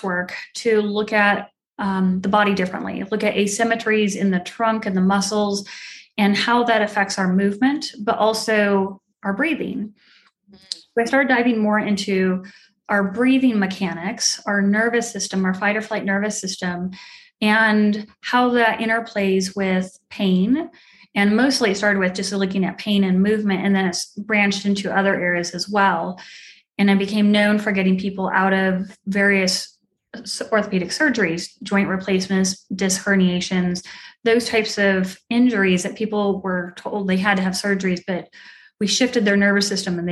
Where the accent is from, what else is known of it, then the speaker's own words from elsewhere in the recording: Arizona, United States; moved away as an adult; also born or lived in Delaware; I grew up in Arizona. I have two brothers and I grew up there.